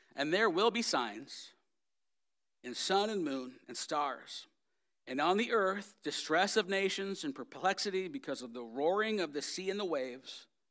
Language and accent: English; United States; I am an American and I'm proud of it